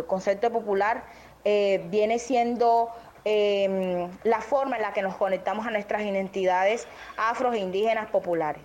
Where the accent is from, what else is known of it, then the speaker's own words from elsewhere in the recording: Turbaco, Bolívar, Colombia; soy de Turbana, que está un poquito más alejado, digamos, en la región